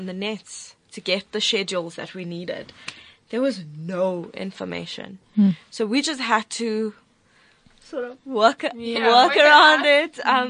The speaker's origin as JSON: {"language": "English", "country": "South Africa", "said": "an Shucks. Indian South African."}